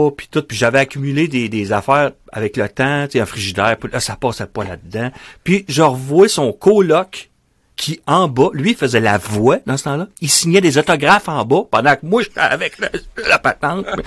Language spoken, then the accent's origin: French; Charlevoix, Quebec, Canada; moved away as an adult; Moi, je viens de Charlevoix